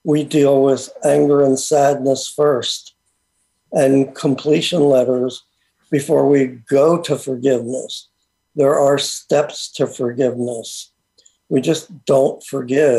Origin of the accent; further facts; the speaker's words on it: United States; I was born in America, so I was very Americanized